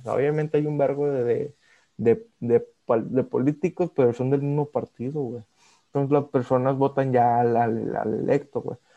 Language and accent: Spanish; Mexico; nosotros somos mexicanos